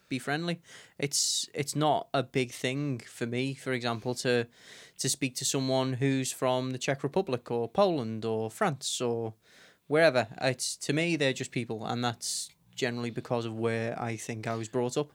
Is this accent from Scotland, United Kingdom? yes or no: no; Liverpool, North West England, United Kingdom; I was born and raised here in Liverpool